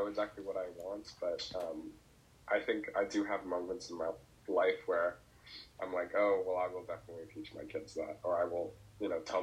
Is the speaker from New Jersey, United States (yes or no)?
yes; New Jersey, United States; where I'm from Jersey, like the suburbs, like 40-minute train ride from New York City